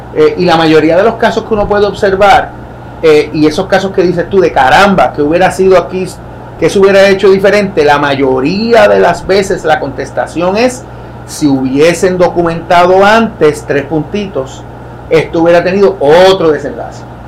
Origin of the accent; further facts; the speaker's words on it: San Sebastián, Puerto Rico; moved away as an adult; yo vengo de San Sebastián